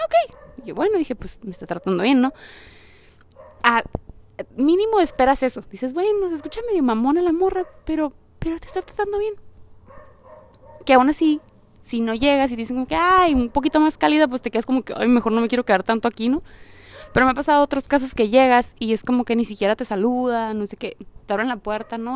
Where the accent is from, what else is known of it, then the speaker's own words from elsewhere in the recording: Mexico; moved away; also born or lived in United States; no está tan, tan zarra en mi país